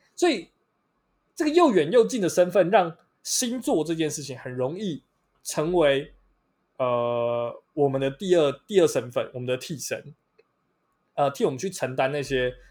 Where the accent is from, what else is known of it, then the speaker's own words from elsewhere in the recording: Taiwan; 我们台湾人